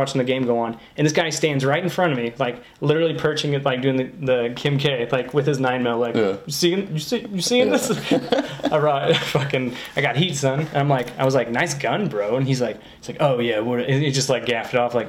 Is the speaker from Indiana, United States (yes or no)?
yes; Indiana, United States; I'm home in Indiana, the greatest state there is.